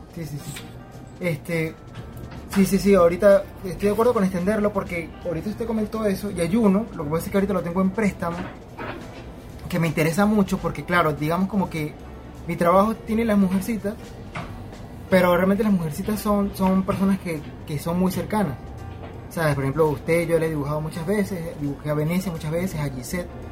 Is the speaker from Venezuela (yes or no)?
yes; Venezuela; moved away; Me fui de Venezuela